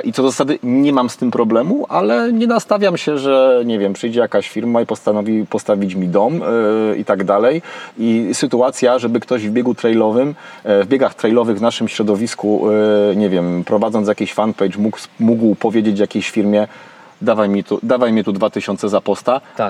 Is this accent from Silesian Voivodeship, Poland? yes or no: no; Kraków, Lesser Poland, Poland; u mnie w rodzinnym Krakowie